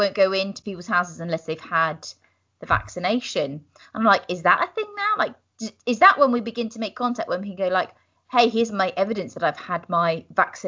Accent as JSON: {"language": "English", "country": "United Kingdom", "said": "as British people"}